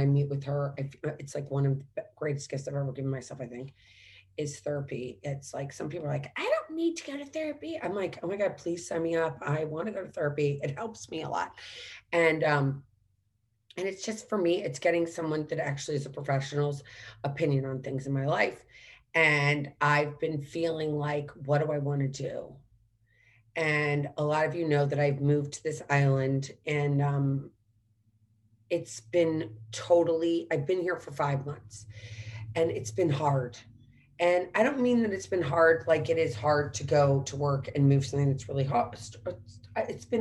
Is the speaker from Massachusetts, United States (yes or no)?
no; St. Louis, Missouri, United States; moved away; also born or lived in Washington, D.C.; growing up in St. Louis